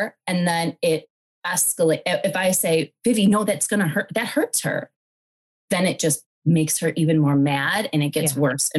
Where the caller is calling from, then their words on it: Detroit, Michigan, United States; I'm calling in from Detroit.